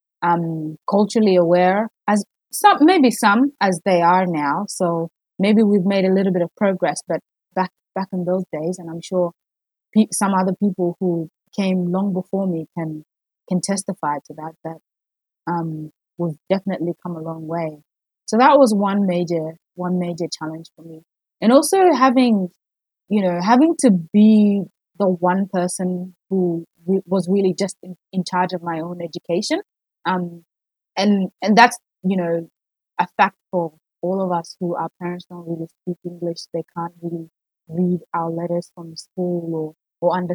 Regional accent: South Australia, Australia; moved away as an adult; also born or lived in South Sudan; now in Melbourne, Australia; I grew up in South Australia. I came to Australia when I was about 8 years old, I think

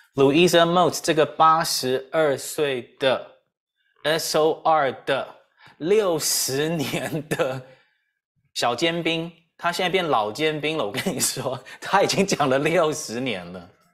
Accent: Taiwan; 我们台湾人

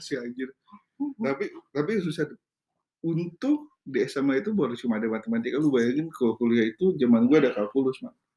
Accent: Indonesia; kita orang Indo

